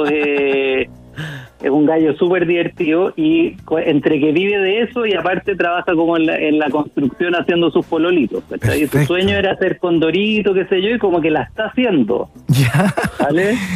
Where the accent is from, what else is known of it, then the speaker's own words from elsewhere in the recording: Chile; moved away as an adult; yo me fui hace cinco años de Chile.